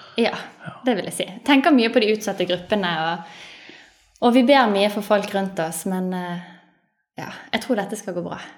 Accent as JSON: {"language": "Norwegian", "town": "Bergen", "region": "Vestland", "country": "Norway", "tie": "born or raised there", "said": "Jeg er født og oppvokst i Bergen"}